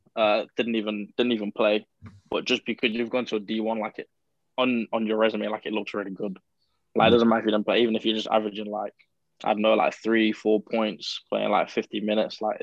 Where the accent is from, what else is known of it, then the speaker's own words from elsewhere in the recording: United Kingdom; moved away as an adult; also born or lived in United States; I'm British